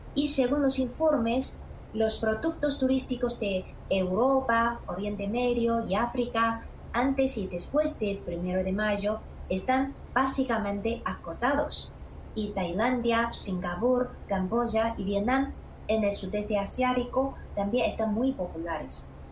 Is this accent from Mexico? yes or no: no; Xi'an, Shaanxi, China; mi pueblo ciudad Xi'an